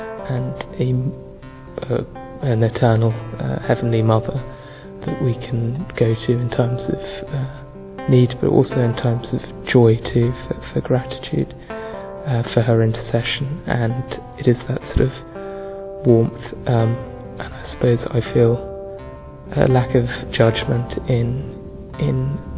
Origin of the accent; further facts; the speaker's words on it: London, United Kingdom; I'm 28 and from London